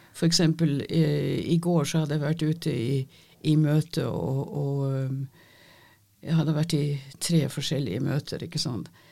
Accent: Denmark; first language Danish; Norwegian is a second language; moved away as an adult; now in Norway; Jeg er ikke norsk. Jeg er født og oppvokst i Danmark

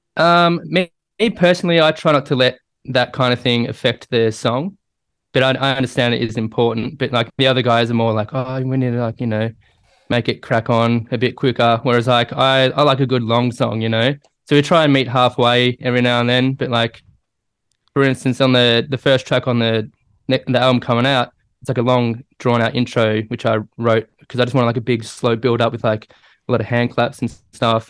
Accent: Melbourne, Victoria, Australia; I grew up in Melbourne

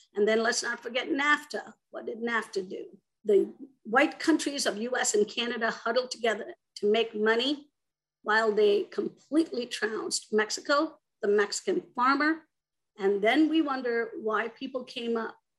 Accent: India; moved away as an adult; also born or lived in Arizona; now in United States; I myself am an immigrant. I grew up in India and came to the United States when I was about 18

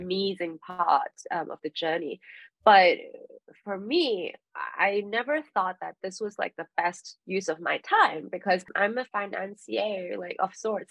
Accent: Hong Kong; moved away; I moved back to Hong Kong for personal reasons, I'm from Hong Kong

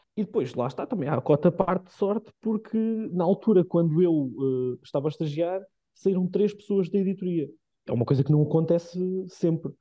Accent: Carregal do Sal, Centro, Portugal; moved away as an adult; also born or lived in Viseu / Lisbon; eu sou de Carregal, sou de, muito, sou de muito perto

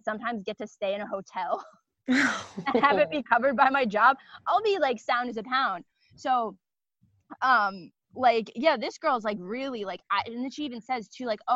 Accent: Philadelphia, Pennsylvania, United States; also born or lived in Los Angeles, California; I'm from Kensington, all my Philly people

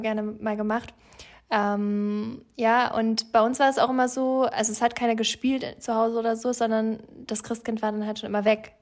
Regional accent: Franconia, Bavaria, Germany; ich komme ja aus Franken

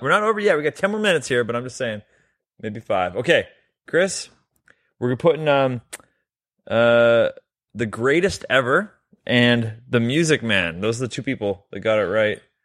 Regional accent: Canada; We're both Canadian.

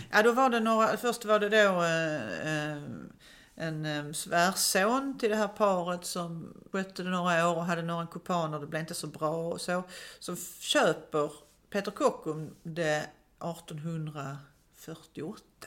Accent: Malmö, Skåne, Sweden; Jag kommer själv från Söderkulla som ju är ett sådant område.

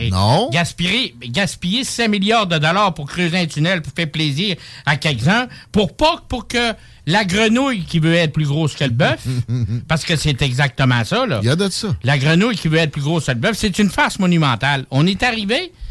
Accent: Saguenay, Quebec, Canada; moved away; also born or lived in Montreal; je viens du Saguenay, j'étais à Montréal, j'étais partout un peu.

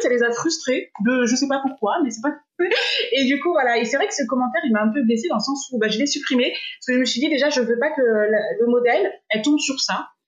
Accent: France; moved away as an adult; now in Dubai, United Arab Emirates; Je suis française

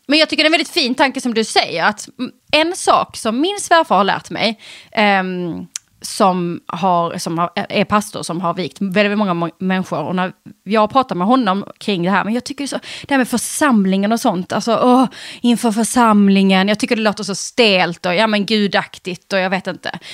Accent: Eslöv, Skåne, Sweden; i Eslöv där jag kommer ifrån

